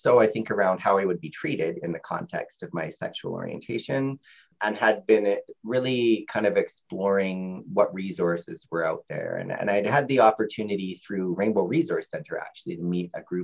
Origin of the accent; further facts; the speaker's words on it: Winnipeg, Manitoba, Canada; I grew up in Fort Richmond and surrounded by a university kind of environment